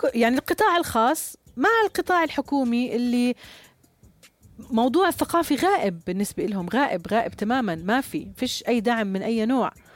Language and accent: Arabic; Jordan; عندنا في الأردن